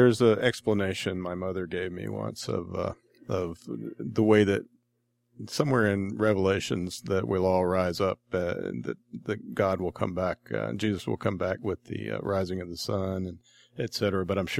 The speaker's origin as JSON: {"language": "English", "country": "United States", "said": "as an American"}